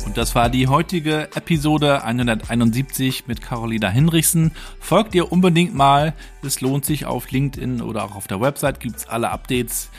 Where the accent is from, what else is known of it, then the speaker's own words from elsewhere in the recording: Mecklenburg-Vorpommern, Germany; hier bei uns in Mecklenburg-Vorpommern